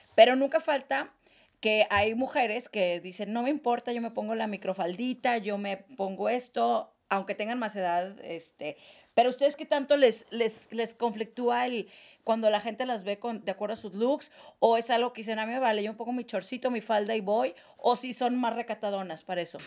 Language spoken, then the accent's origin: Spanish; northern Mexico, Mexico; now in Mexico City, Mexico; foráneas, norteñas